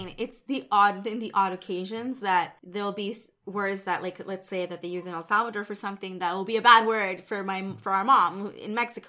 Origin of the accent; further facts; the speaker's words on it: Canada; I'm Canadian.